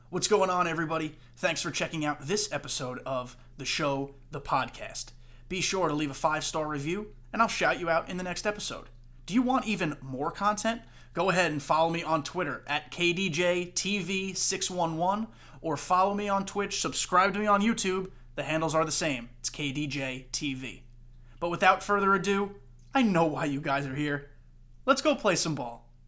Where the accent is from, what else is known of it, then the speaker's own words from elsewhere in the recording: Long Island, New York, United States; moved away; I'm from Long Island. I was raised on Long Island